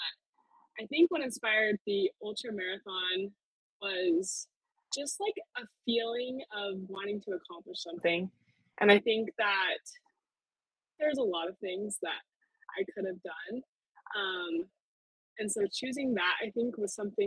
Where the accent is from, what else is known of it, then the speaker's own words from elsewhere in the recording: Utah, United States; I'm from Utah.